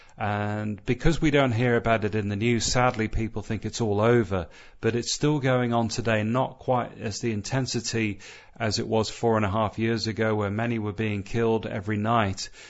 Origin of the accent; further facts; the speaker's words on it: Southern California, United States; moved away; growing up in Southern California